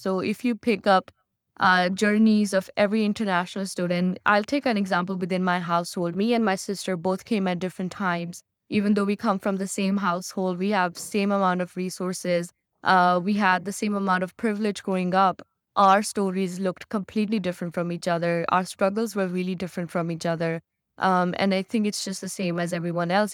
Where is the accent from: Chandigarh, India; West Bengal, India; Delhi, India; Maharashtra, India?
Chandigarh, India; moved away as an adult; now in Canada; me living in Chandigarh and me being an Indian